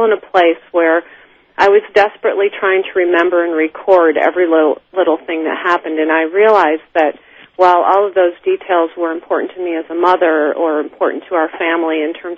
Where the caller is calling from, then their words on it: New Jersey, United States; I'm calling from New Jersey, my little cottage in New Jersey.